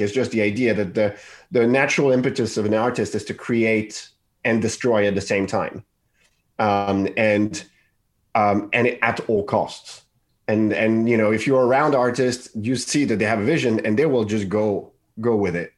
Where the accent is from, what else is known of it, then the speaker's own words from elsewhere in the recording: Paris, Île-de-France, France; I grew up in Paris